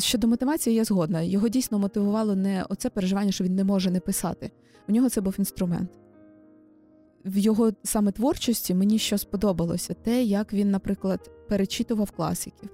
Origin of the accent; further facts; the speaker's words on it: Kyiv, Ukraine; я народилася в Києві, живу тут з народження